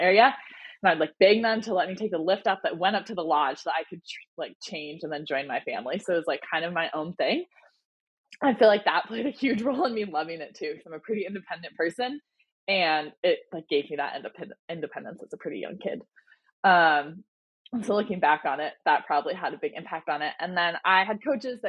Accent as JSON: {"language": "English", "town": "Boise", "region": "Idaho", "country": "United States", "tie": "born or raised there", "said": "I grew up in Boise, Idaho"}